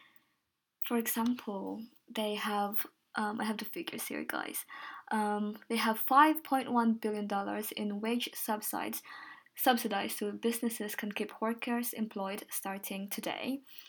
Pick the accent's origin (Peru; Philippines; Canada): Philippines; born there; I'm Filipino in a way, so originally I was born in Philippines